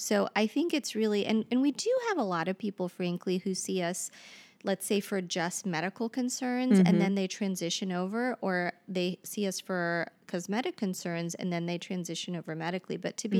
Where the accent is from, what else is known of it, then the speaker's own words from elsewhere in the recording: Cincinnati, Ohio, United States; I came back to Cincinnati in order to work here because I'm originally from Cincinnati.